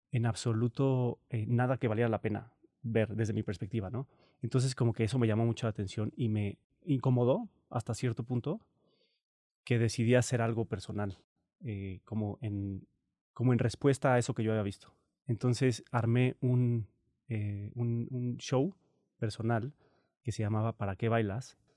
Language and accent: Spanish; Morelia, Michoacán, Mexico; also born or lived in Cancún; yo nací en Cancún, pero viví ocho meses em, hasta que llegó el huracán Gilberto, se llama, en el 88. Luego pasó lo del huracán y decidieron moverse a Morelia.